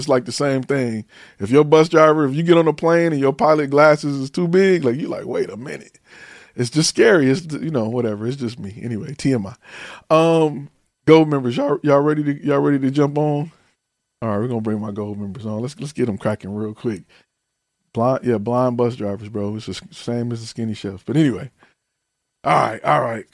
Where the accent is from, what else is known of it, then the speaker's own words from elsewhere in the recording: the North, United States; I'm from the North